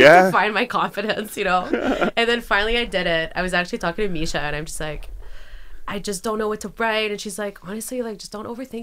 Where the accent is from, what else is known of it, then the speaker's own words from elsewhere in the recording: Ottawa, Ontario, Canada; Born and raised in Vanier.